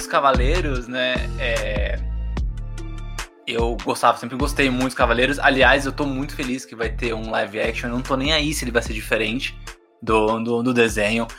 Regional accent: São Paulo, Brazil; eu morei a vida inteira na Brasilândia

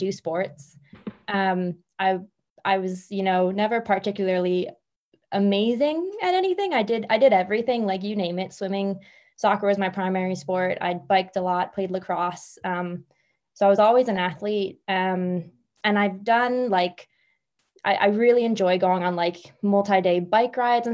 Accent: Philadelphia, Pennsylvania, United States; moved away as an adult; also born or lived in Spain / Indonesia; now in Ireland; I'm from Philly. And I up and left Philadelphia and I moved to Spain

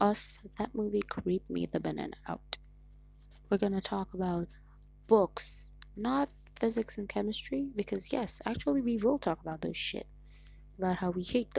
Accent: Nigeria; I'm Nigerian. That's right, babies. I'm Nigerian.

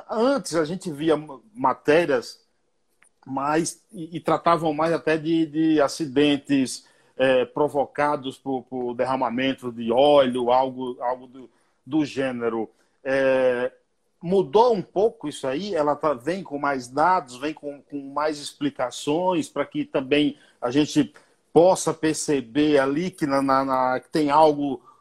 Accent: Paiaiá, Bahia, Brazil; eu sou do Nordeste, né? Eu sou do Pai. Já ouviu falar no Paiaiá?

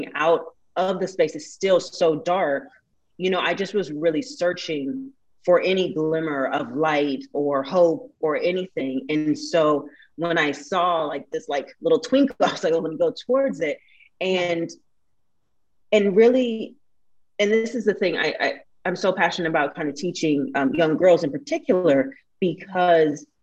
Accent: Portland, United States; also born or lived in New York / Las Vegas / Kentucky; now in Los Angeles, United States; I'm from Portland originally.

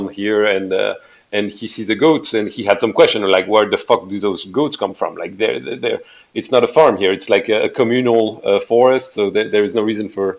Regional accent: Bandol, Provence-Alpes-Côte d'Azur, France; the Bay of Bandol, my hometown.

